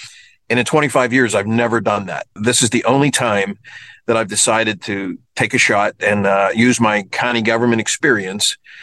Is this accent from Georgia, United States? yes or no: no; Kennedy Township, Pennsylvania, United States; It's called Kennedy Township. It's near the airport, towards the airport. And I've been born and raised there my whole life.